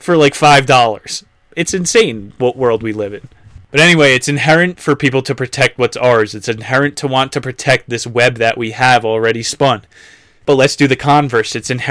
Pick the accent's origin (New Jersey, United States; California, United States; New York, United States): New Jersey, United States; my hometown in New Jersey